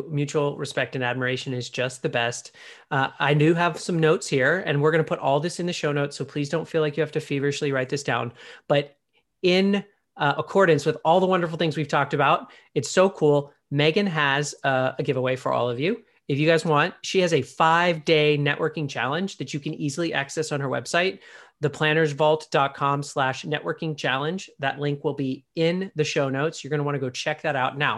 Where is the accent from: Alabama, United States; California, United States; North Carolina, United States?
California, United States; so I grew up in Southern California. I'm sort of, landlocked, although we have lakes here. We don't have an ocean, but I visit my sister on the southern coast of Texas.